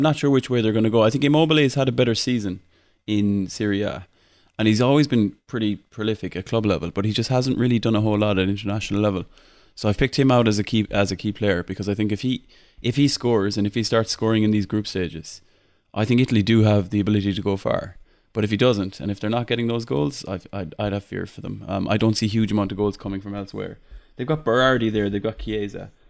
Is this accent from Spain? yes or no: no; Ireland; accent: Irish; my Irish accent